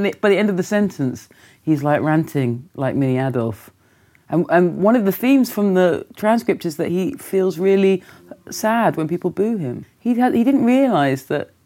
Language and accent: English; London, United Kingdom; moved away as an adult; now in New York, United States; I'm from Willesden, which is, what do you call that, like an urban suburb.